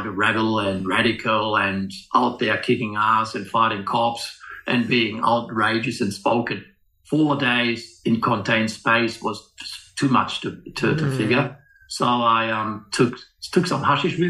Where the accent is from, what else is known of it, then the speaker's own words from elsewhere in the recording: Germany; moved away; I grew up in Germany throughout the late 60s.